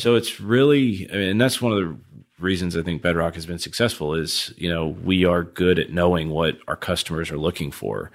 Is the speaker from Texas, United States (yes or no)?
yes; Houston, Texas, United States; from Houston, I'm a huge Astros fan